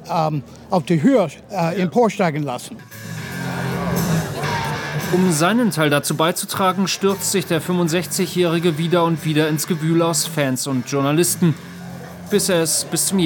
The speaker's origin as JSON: {"language": "German", "country": "United States", "second_language": "German", "said": "Und dadurch werden, äh, werden wir die Wahl als Amerikaner verlieren."}